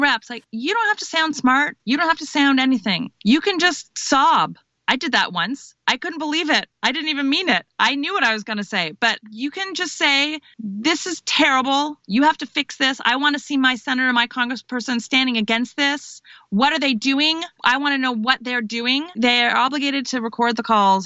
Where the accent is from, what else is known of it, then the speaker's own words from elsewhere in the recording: Canada; now in United States; I'm Canadian.